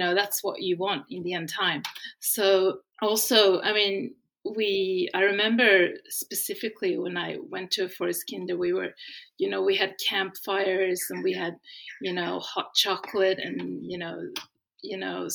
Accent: Sweden; now in Australia; I'm from Sweden. I live in Australia. When I was young in Sweden, I grew up attending a forest kindergarten

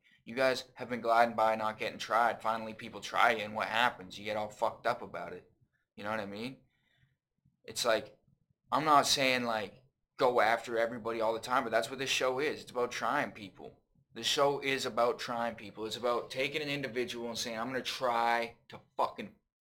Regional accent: Brantford, Ontario, Canada; I have three older brothers. I'm from Brantford

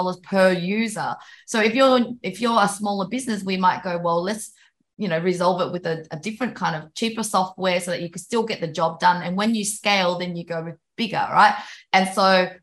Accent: Vietnam; moved away; I was born in Vietnam and I know what it's like living in developing countries

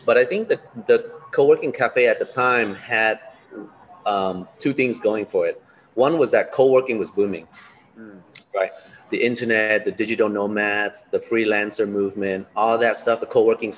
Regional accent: Los Angeles, California, United States; moved away as an adult; also born or lived in Da Nang, Vietnam; now in Ho Chi Minh City, Vietnam; I was born in Da Nang, but I grew up in Los Angeles.

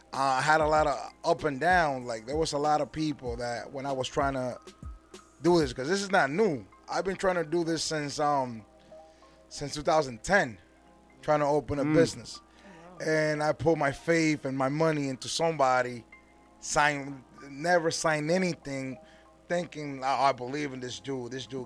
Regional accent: Norwalk, Connecticut, United States; I come from Norwalk, Connecticut. Drove all the way over here to spend time with you guys.

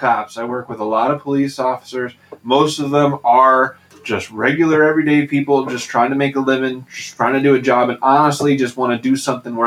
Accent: United States

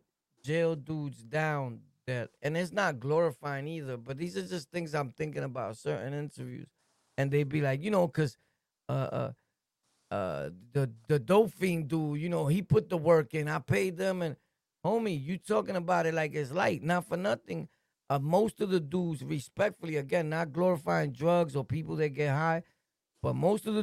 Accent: New York City, New York, United States; also born or lived in Jamaica, Queens; I'm from Brooklyn, born and raised, but I went to Southside and started wilding

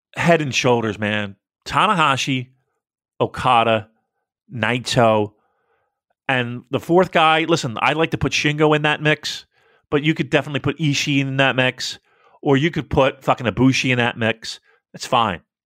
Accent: United States; as an American

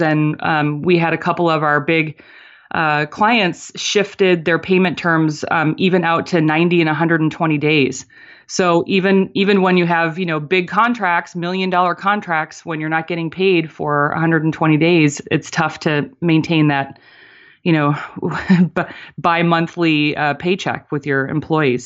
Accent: Michigan, United States; moved away as an adult; now in California, United States; I was born and raised in Michigan

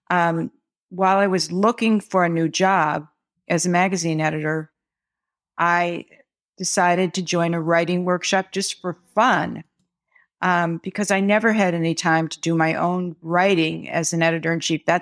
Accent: Midwest, United States; now in New York City, United States; I'm a Midwesterner who moved to New York City

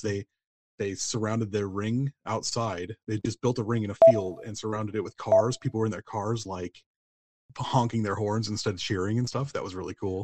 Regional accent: United States; I'm from America, you kind of can't help but pick up casual Spanish

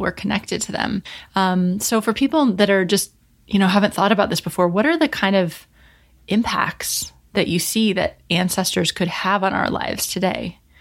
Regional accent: United States; I grew up in America and my ancestry is very Northern European.

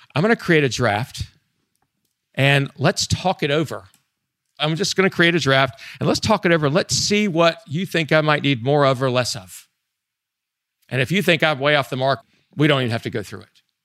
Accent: Southeastern United States, United States; I'm from the Southeastern United States

